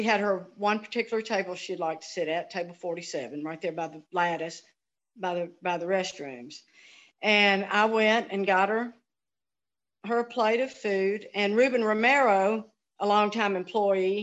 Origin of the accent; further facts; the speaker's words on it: Memphis, Tennessee, United States; also born or lived in Helena, Arkansas; I grew up in Memphis, went to Messick High School, went to campus school for elementary